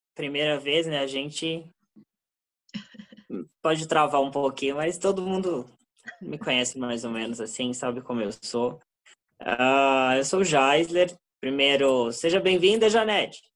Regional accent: Brazil; Nós, como brasileiros

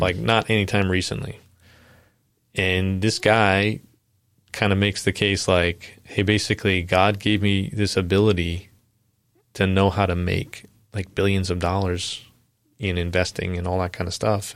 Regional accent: Long Island, New York, United States; moved away; I'm from Long Island originally

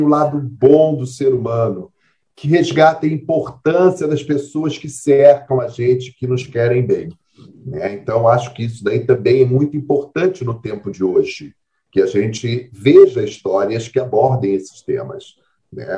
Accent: Brazil; nós somos como brasileiros

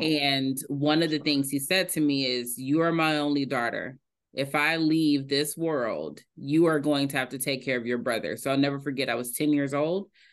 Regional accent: Indianapolis, Indiana, United States; I am from Indianapolis, Indiana, a Hoosier through and through

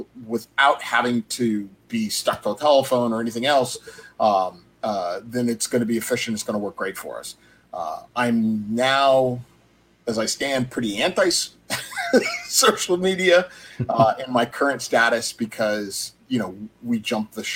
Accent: Southern California, United States; my growing up in Southern California

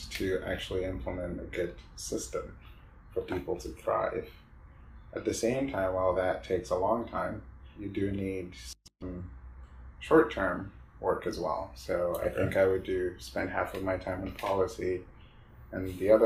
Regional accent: Ghana; moved away as an adult; now in United States; I grew up in Ghana.

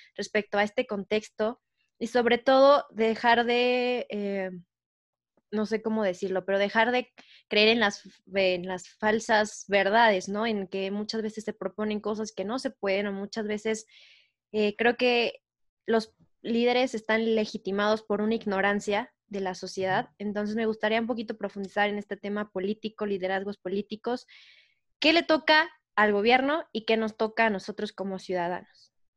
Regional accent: Mexico; todos como mexicanos

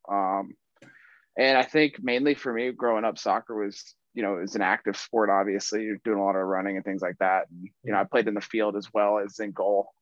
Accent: Atlanta, Georgia, United States; I'm from Atlanta, Georgia

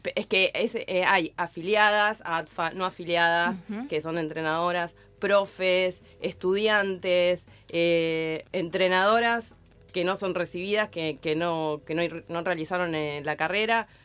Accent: La Matanza, Buenos Aires Province, Argentina; Yo de chica vivía en Lafe, en la Ferrer

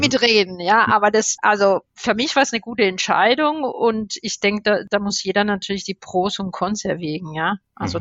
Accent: Spain; German is a second language; moved away as an adult; also born or lived in Stuttgart, Germany; now in Germany; ich bin eigentlich ähm, erst mit 18 Jahren nach Deutschland gekommen bin gebürtige Spanierin

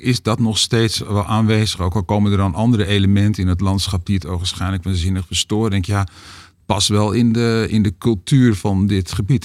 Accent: Hoofddorp, North Holland, Netherlands; waar ik ben opgegroeid

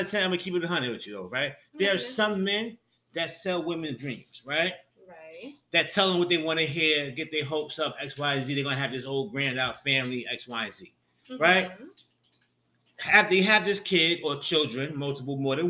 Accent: New York, United States; I'm from New York

